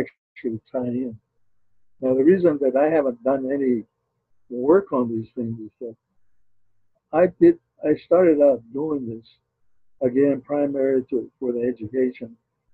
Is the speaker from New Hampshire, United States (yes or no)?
no; Zuni, New Mexico, United States; he didn't know I was from Zuni.